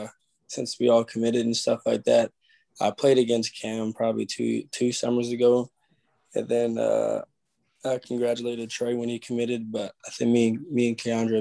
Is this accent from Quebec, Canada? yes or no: no; Ottawa, Ontario, Canada; also born or lived in Orangeville, Ontario; I'm from Ottawa, Ontario, which is in Canada, but I go to school at Orangeville Prep right now.